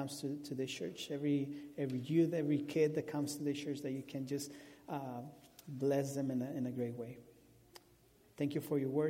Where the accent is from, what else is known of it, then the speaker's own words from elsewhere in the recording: Mexico; first language Spanish; English is a second language; now in Omaha, United States; I'm from Mexico, and he brought me to Omaha, Nebraska.